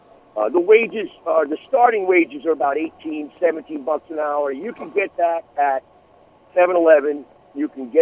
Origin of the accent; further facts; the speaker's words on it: New York, United States; I grew up in New York. I used to drive up to Sagamore Hill every chance I got